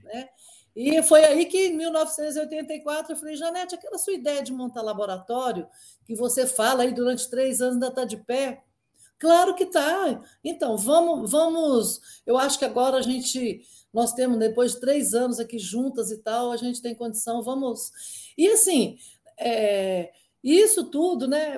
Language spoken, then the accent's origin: Portuguese; Inhapim, Minas Gerais, Brazil; moved away as an adult; now in Brasília, Brazil; eu eu sou mineira, né? Me formei lá pela UFMG